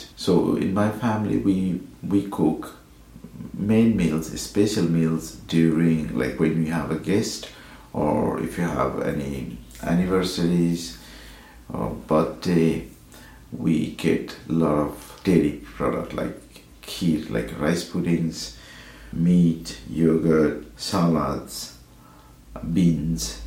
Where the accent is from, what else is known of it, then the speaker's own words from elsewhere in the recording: Nepal; also born or lived in Bhutan; now in Edinburgh, United Kingdom; I was born in Bhutan, brought up in Nepal, and currently living in Edinburgh, Scotland.